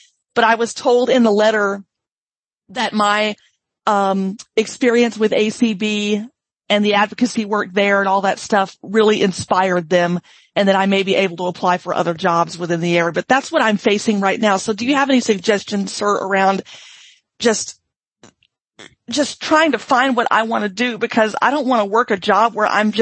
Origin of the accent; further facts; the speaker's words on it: Mississippi, United States; now in Washington, United States; I'm originally from Mississippi